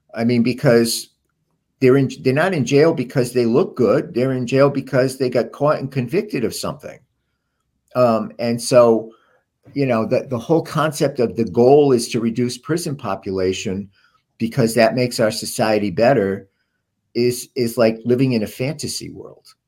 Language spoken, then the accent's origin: English; Providence, Rhode Island, United States; how I grew up in Silver Lake and Providence